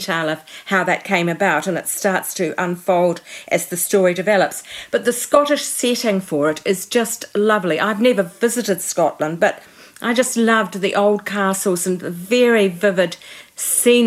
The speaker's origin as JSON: {"language": "English", "country": "New Zealand", "tie": "born or raised there", "said": "I've lived my whole life in New Zealand"}